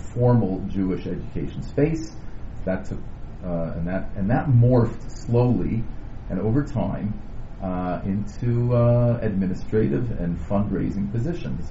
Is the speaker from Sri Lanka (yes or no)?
no; Canada; also born or lived in Indiana; now in Toronto, Canada; we're Canadian.